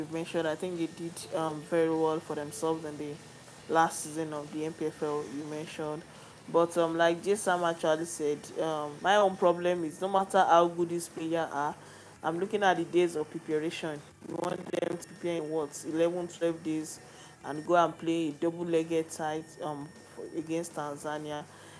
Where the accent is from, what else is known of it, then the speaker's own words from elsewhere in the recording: Nigeria; we are still Nigerian